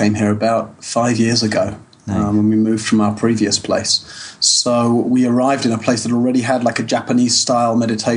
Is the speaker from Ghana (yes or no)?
no; United Kingdom; moved away as an adult; also born or lived in Southwest France; now in France; I'm British originally.